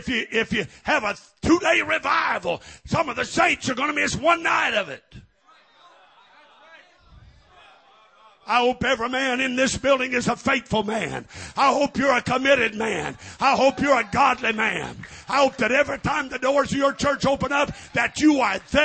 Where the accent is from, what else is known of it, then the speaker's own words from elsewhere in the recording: Missouri, United States; when I was raised in Missouri